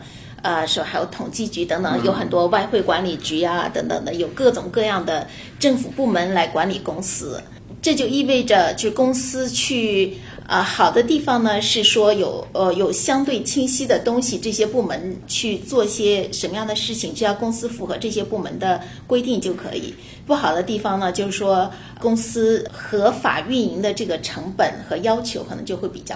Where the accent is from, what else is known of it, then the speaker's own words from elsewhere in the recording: China; now in United States; 但是对呃我们从中国过来的，可能就觉得呃非常去难以理解。